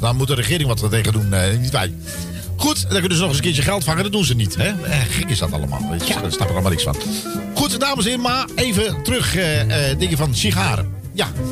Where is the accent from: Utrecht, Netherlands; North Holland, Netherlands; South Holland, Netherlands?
Utrecht, Netherlands; mijn geboorteplaats zeg ik je heel eerlijk, dat is Utrecht